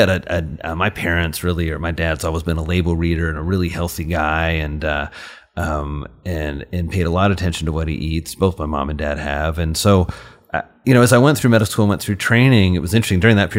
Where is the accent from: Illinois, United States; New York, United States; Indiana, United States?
Indiana, United States; my parents, when I was 6, moved to really, really rural Indiana. So I grew up in Crawford County